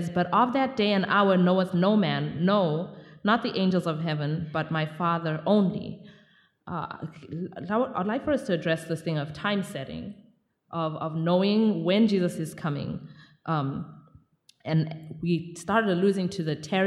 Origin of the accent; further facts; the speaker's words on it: Zimbabwe; I'm from Zimbabwe